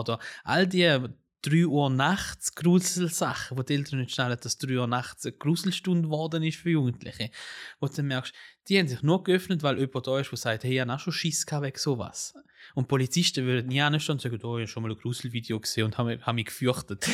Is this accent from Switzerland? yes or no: yes; Switzerland; also born or lived in Italy; Also ich bin ja Schweizer und Italiener